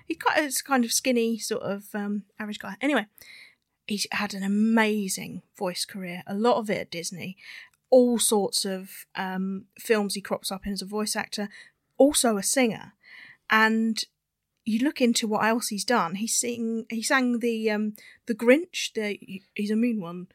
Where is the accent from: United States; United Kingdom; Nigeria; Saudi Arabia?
United Kingdom; because we're British, we say Hoover all the time